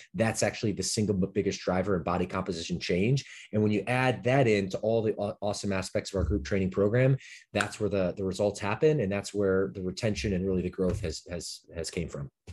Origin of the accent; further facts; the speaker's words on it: Detroit, Michigan, United States; moved away as an adult; now in Southern California, United States; I grew up my latter part of childhood in Detroit, Michigan suburbs